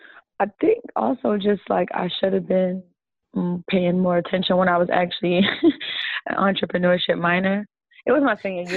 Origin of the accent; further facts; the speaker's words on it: United States; I don't know, we're Americans, we have been here our whole lives, we're detached from Africa, like, naturally.